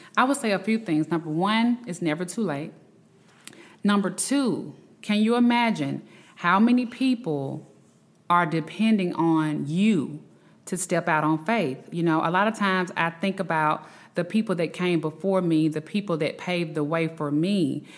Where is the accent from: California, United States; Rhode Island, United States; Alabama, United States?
Alabama, United States; Birmingham; I am from Birmingham, Alabama